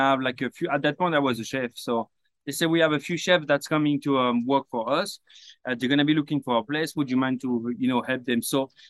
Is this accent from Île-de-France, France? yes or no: yes; Paris, Île-de-France, France; English is a second language; moved away as an adult; also born or lived in Brittany / Sydney, Australia; now in Los Angeles, United States; I grew up in Paris.